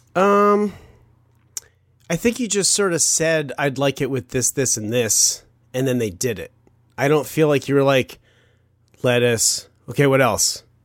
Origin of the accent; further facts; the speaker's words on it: Chicago, Illinois, United States; I was born in Chicago